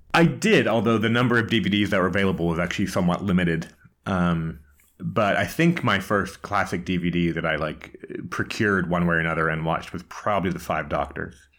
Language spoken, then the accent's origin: English; United States; accent: American; moved away as an adult; also born or lived in Washington, D.C.; now in Prague, Czech Republic; I'm an American, as you can tell by the accent, but I moved a few months ago from, uh, Washington, D C to Prague